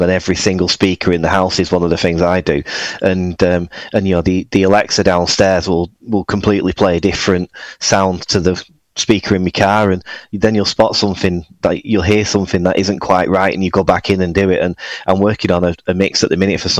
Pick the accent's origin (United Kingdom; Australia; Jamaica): United Kingdom; Oldham, North West England; also born or lived in Manchester; I'm actually from Oldham, which is just north, about 10 miles